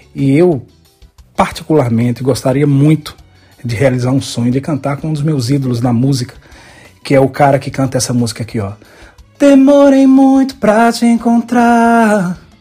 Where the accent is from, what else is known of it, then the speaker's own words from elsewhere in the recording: interior of Bahia, Brazil; moved away as an adult; now in Salgueiro, Brazil; lá na minha cidade no interior da Bahia